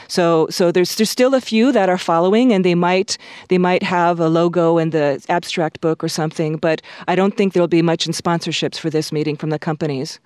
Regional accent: Honolulu, Hawaii, United States; also born or lived in Southern California; now in Latvia; I was born in Honolulu

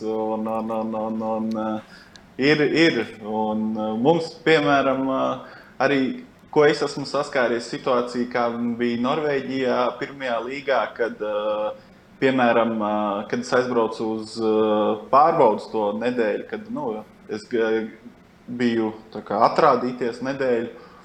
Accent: Latvia; moved away as an adult; mēs esam no Latvijas

